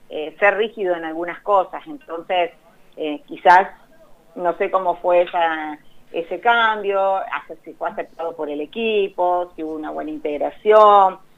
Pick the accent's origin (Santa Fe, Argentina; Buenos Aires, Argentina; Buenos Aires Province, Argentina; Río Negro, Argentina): Santa Fe, Argentina; Me van a odiar los colonistas. Yo soy de Santa Fe. Ah, mira. Yo soy de Santa Fe, sí.